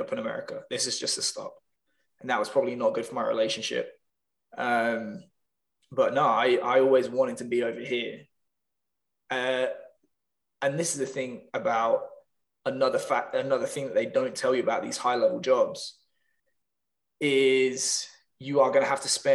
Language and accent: English; Northampton, East Midlands, United Kingdom; moved away as an adult; also born or lived in London; my hometown, Northampton